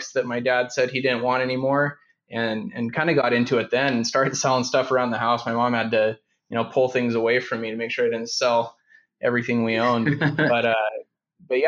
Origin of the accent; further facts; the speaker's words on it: Fresno, California, United States; also born or lived in Idaho / South Africa; now in San Diego, United States; I grew up in Fresno, Central California